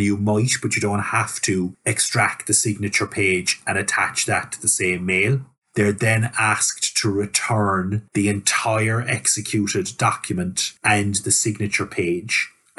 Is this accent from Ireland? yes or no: yes; Ireland; as Irish lawyers, e-signature hasn't been front and centre in our practice